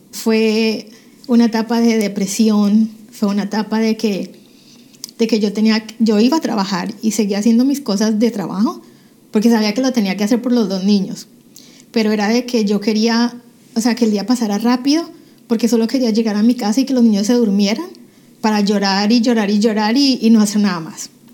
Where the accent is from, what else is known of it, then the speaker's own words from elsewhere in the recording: Cali, Valle del Cauca, Colombia; moved away as an adult; now in United States; yo eh, nací en Cali, Colombia, hace ya 42 años